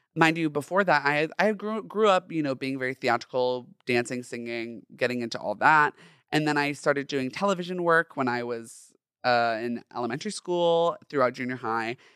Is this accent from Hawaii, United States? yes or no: no; Orange County, Southern California, United States; I grew up in Southern California, in Orange County specifically